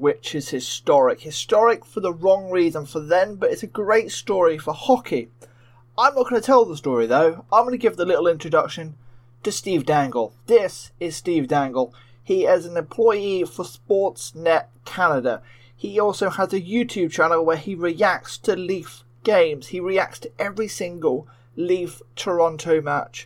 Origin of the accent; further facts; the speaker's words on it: United Kingdom; I am the Brit